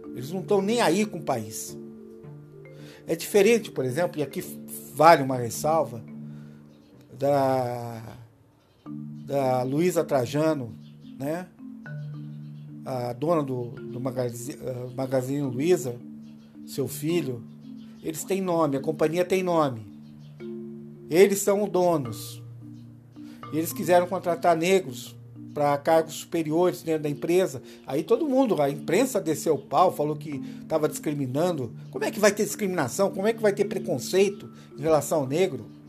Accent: Brazil; Nós somos brasileiros

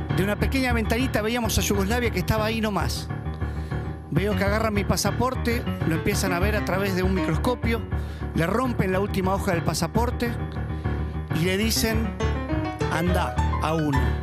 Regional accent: Buenos Aires, Argentina; Yo como soy argentino y porteño

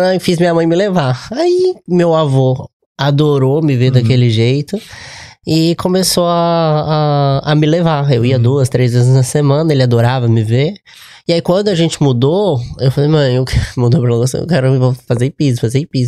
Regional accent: Juiz de Fora, Minas Gerais, Brazil; moved away; also born or lived in Lagoa Santa; eu sou de Juiz de Fora

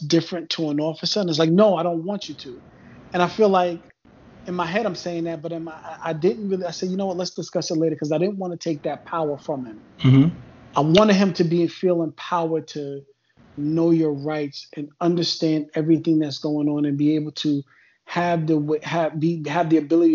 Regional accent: New York, United States; now in southern US state; I come from New York and I come from a certain area.

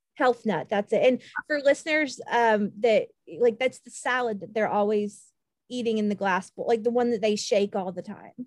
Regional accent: Kansas, United States; moved away; growing up in kansas

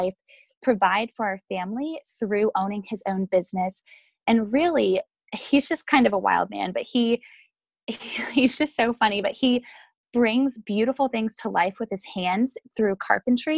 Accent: just south of Boston, Massachusetts, United States; now in Louisville, United States; I was born and raised just south of Boston, Massachusetts

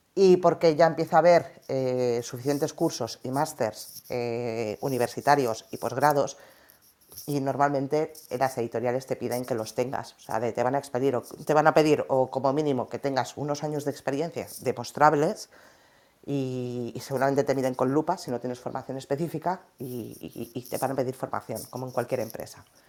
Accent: Valencian Community, Spain; a nosotras nos pasó como valencianas, que la palabra finca aquí la utilizamos para referirnos a los edificios de pisos.

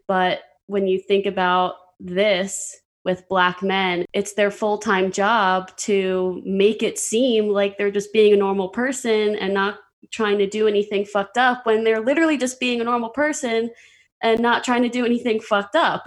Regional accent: Pennsylvania, United States; I'm from Pennsylvania

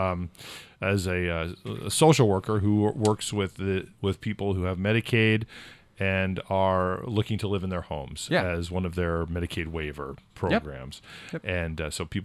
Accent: California, United States; now in New Hampshire, United States; I'm from California

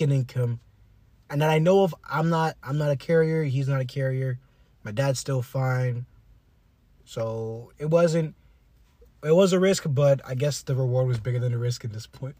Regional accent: South Florida, United States; we're from South Florida

